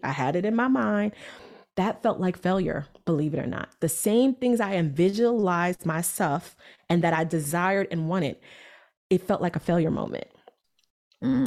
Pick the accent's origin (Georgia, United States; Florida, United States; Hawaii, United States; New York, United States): New York, United States; New York City; I'm this girl from Brooklyn, New York.